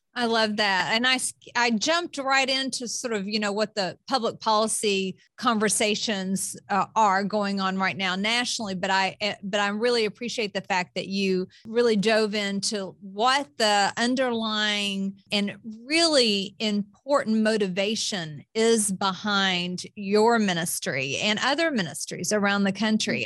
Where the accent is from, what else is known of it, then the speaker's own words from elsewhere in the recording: the South, United States; as a Southerner